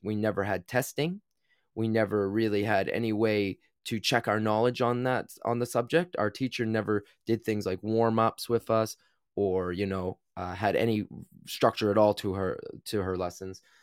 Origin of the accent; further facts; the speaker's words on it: New Brunswick, Canada; I grew up in Canada